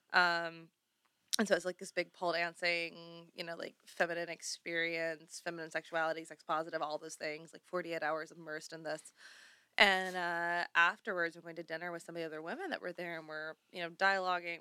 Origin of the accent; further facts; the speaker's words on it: the South, Southern United States, United States; now in Los Angeles, United States; I'm an expat debutante, runaway Southern Belle